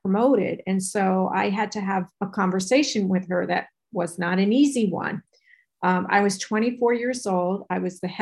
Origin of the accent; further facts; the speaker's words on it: New York, United States; I'm from New York